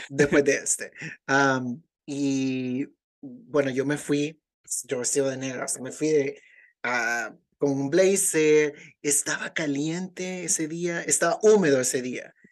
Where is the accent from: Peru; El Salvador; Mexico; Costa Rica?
El Salvador; now in United States; en El Salvador todavía vivimos